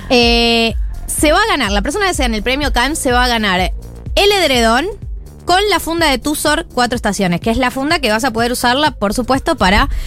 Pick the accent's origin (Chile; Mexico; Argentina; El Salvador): Argentina; Perdón, siento que soy como muy argentino para decir.